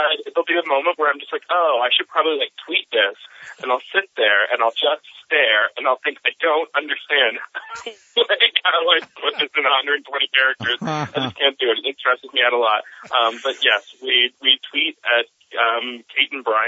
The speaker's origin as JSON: {"language": "English", "town": "Philadelphia", "region": "Pennsylvania", "country": "United States", "said": "I'm from Philly suburbs. So Philly is home"}